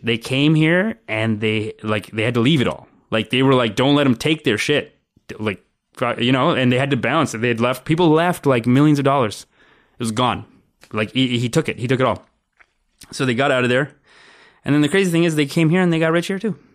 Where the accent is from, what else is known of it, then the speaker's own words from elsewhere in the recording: Brampton, Ontario, Canada; I grew up in Brampton